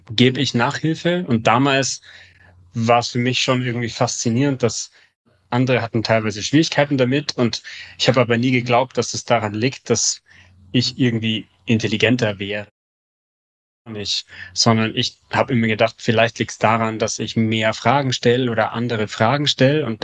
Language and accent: German; Munich, Bavaria, Germany; now in Hamburg, Germany; in Hamburg sehen die Fahrradwege anders aus als in München, wo ich herkomme.